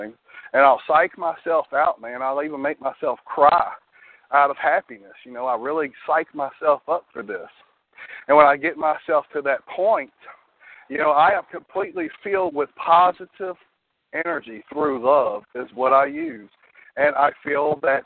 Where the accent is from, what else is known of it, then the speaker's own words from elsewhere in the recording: Louisiana, United States; I'm from Louisiana. I'm actually about 30 miles north of New Orleans